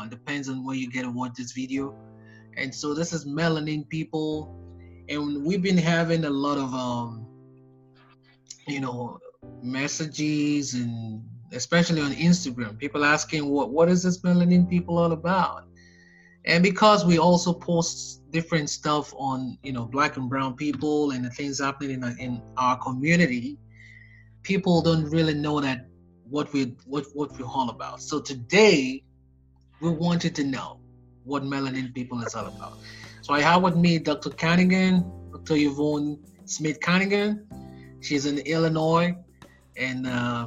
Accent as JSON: {"language": "English", "country": "Nigeria", "moved": "yes", "lives_now": "United States", "said": "I'm an American, but I'm Nigerian, originally from Nigeria."}